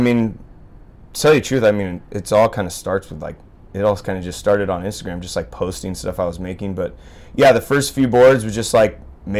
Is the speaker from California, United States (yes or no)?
yes; Santa Barbara, California, United States; I grew up in Santa Barbara, and so it's, I mean, there's a lot of, you know, like shaping history out of Santa Barbara area